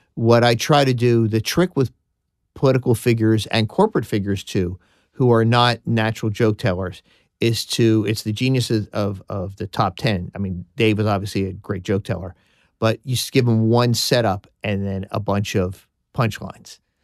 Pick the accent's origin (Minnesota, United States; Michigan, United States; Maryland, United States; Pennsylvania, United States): Pennsylvania, United States; Philadelphia; accent: Philadelphia; being from Philadelphia, my Philadelphia accent